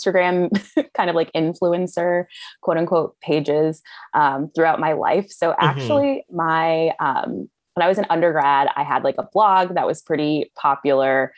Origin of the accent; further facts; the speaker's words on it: Virginia, United States; I had actually had Trader Joe's in my hometown. I'm originally from Virginia